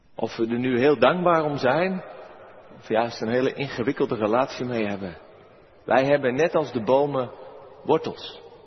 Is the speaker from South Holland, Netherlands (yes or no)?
yes; Merwede river area, South Holland, Netherlands; langs de rivier de Merwede, over mijn geboortegrond